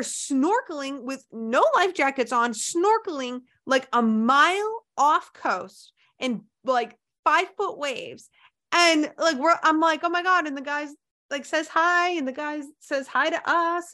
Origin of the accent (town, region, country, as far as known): United States